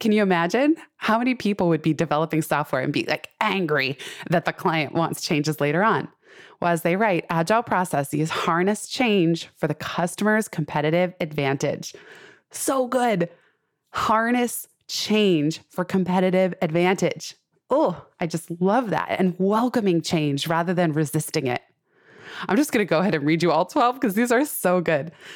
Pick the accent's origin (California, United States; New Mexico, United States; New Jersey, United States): California, United States; Silicon Valley; I grew up in Silicon Valley